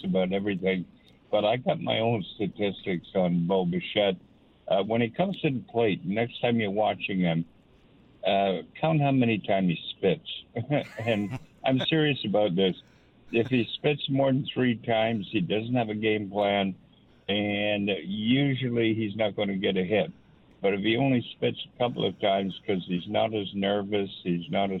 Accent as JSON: {"language": "English", "area": "West Borders Lake", "region": "Nova Scotia", "country": "Canada", "said": "I'm from West Borders Lake, which is about 40 minutes or so east of Halifax"}